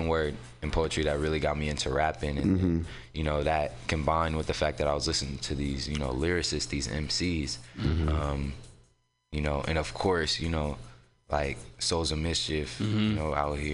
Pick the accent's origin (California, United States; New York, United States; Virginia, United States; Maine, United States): California, United States; San Francisco; born or raised there; also born or lived in Oakland